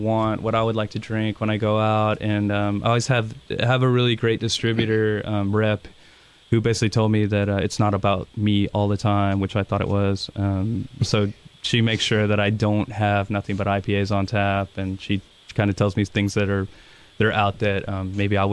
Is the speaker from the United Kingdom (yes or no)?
yes; England, United Kingdom; now in United States; I'm from England